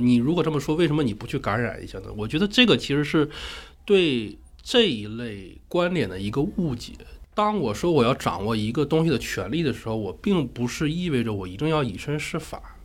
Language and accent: Chinese; Northeast China, China; moved away; 我本身是一个东北人，东北的那个暖气已经很厉害了